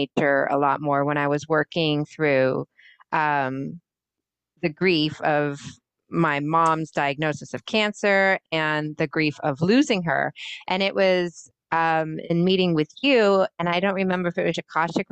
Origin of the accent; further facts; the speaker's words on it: California, United States; now in Massachusetts, United States; I grew up in California